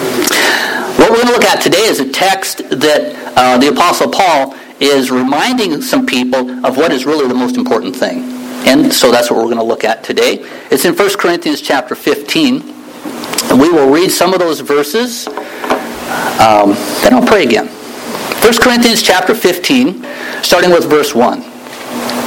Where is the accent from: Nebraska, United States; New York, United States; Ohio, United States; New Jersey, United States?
Nebraska, United States; moved away; also born or lived in Juneau, Alaska; I grew up in Nebraska